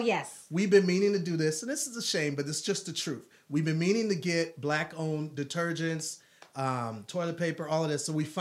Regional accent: Wisconsin, United States; I'm from Wisconsin.

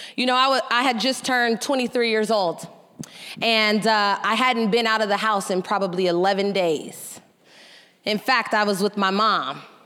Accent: San Francisco, California, United States; I grew up, I grew up in San Francisco, the youngest of two older brothers.

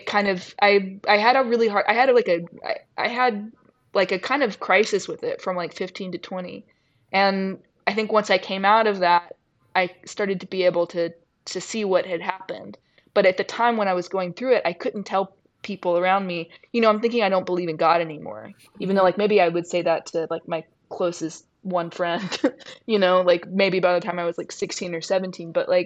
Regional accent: Mississippi, United States; We spent a lot of time in church because I'm from Mississippi, and that's in the small town that I'm from, that's where your whole social life is

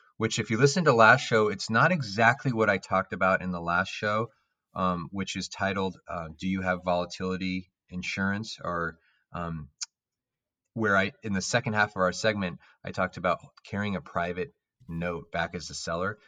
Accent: Palo Alto, California, United States; I grew up in Palo Alto

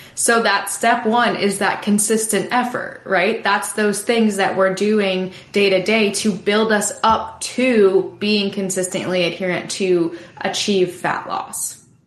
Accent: New York, United States; now in Wilmington, United States; I am originally from New York

